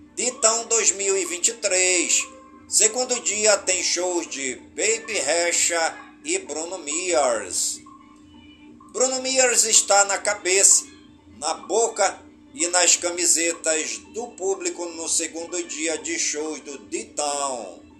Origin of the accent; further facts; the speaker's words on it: Careiro da Várzea, Amazonas, Brazil; Careiro da Vaz, minha cidade natal